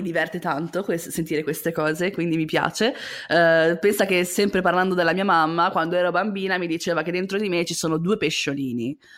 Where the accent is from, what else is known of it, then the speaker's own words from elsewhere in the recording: La Spezia, Liguria, Italy; moved away as an adult; now in Milan, Italy; quando mi sono trasferita a Milano dalla Spezia, perché io vengo dalla Spezia, cittadina di provincia